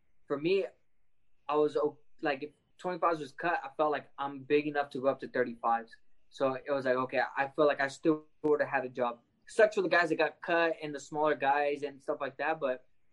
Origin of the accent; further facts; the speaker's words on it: Lemoore, California, United States; representing Lemoore, the first person to make it from my hometown